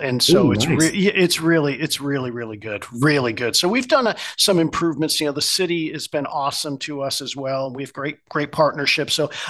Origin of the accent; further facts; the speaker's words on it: Connecticut, United States; moved away; born and raised in Connecticut, grew up on Mike and the Mad Dog